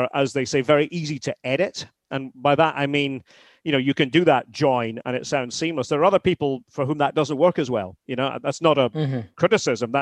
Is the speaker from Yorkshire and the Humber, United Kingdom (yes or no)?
no; Aberdeen, Scotland, United Kingdom; now in Massachusetts, United States; I'm an Aberdonian. I'm from the Granite City